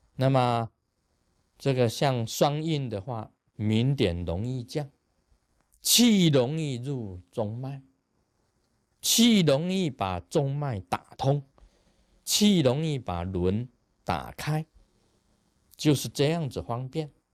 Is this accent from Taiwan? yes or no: yes; Taiwan; 我们台湾话叫哈消啊